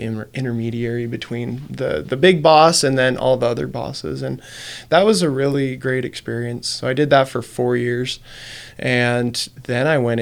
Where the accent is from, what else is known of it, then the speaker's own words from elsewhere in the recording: Perry, Utah, United States; also born or lived in Salt Lake City, Utah; when I grew up in Perry, after I got back